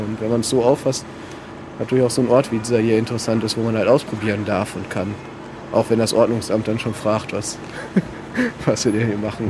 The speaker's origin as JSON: {"language": "German", "town": "Paderborn", "region": "North Rhine-Westphalia", "country": "Germany", "also_born_or_lived": "Hamburg / France / South America", "said": "bin Paderborner, habe dann äh, ein bisschen studiert in Hamburg und Frankreich, Südamerika, bin dann wiedergekommen nach Paderborn"}